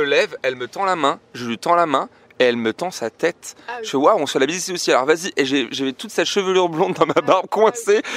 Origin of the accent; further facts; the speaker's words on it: France; on vient de France